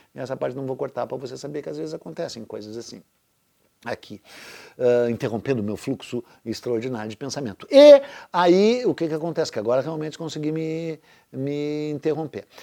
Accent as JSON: {"language": "Portuguese", "town": "Porto Alegre", "region": "Rio Grande do Sul", "country": "Brazil", "tie": "born or raised there", "said": "a própria Porto Alegre, a cidade onde eu nasci"}